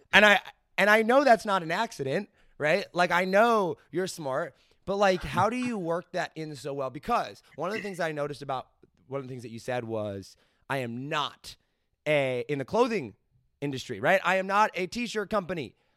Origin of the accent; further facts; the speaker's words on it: United States; I am American